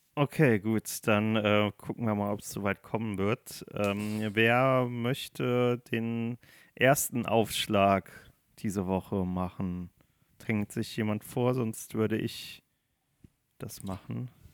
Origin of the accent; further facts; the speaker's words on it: Germany; Ich bin Deutscher, ich rede kein Englisch